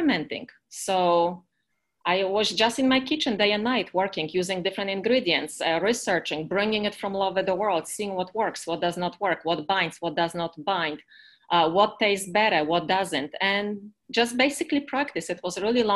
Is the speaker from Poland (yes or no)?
yes; Poland; accent: Eastern European; English is a second language; now in United States; I'm from Poland originally. I've been living in America for the past 30 years